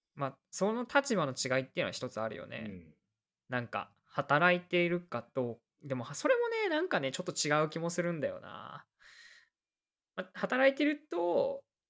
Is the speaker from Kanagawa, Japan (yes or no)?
yes; Kanagawa, Japan; 僕らは神奈川県出身